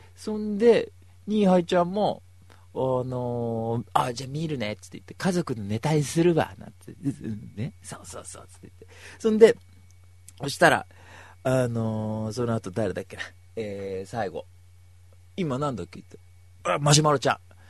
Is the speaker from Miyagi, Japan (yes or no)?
no; Kanagawa, Japan; 僕も神奈川県民ですけど